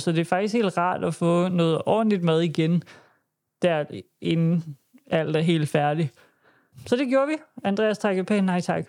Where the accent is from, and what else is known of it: Denmark